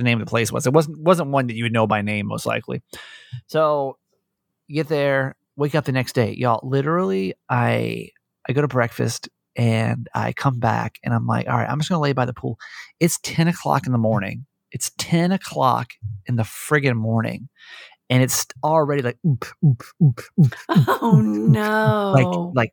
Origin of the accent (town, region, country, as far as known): Georgia, United States; born or raised there; moved away